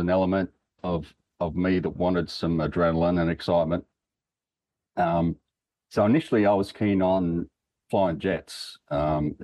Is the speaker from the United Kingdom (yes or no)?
no; Broken Hill, New South Wales, Australia; moved away; also born or lived in Adelaide; growing up in Broken Hill.